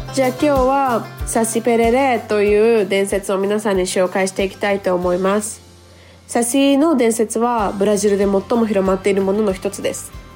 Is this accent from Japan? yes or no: yes; Japan; also born or lived in Brazil; nasci no Japão e sempre estudei em escola japonesa